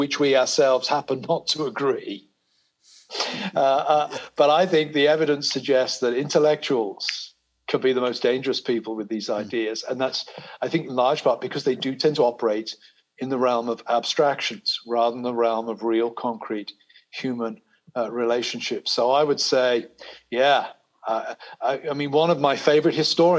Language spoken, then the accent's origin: English; United Kingdom; also born or lived in America; now in United States; I'm a British person living in America. My identity here is kind of negotiated between my Britishness and my Americanness.